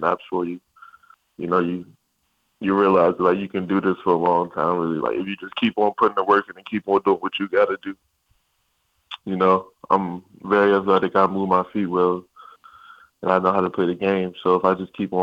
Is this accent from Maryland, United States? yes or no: yes; Maryland, United States; I'm from Maryland. My family's from Maryland.